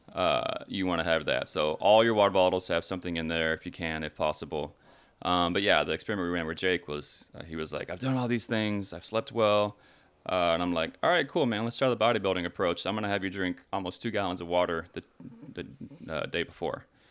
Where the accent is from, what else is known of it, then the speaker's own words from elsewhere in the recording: Texas, United States; now in Los Angeles, United States; I'm from Texas, right? So we all had big trucks